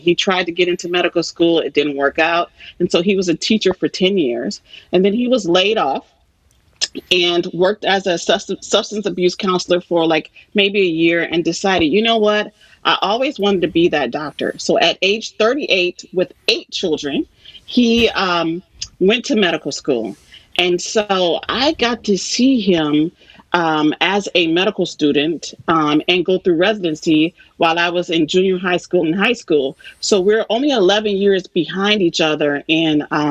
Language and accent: English; Saginaw, Michigan, United States; I grew up here in Saginaw, Michigan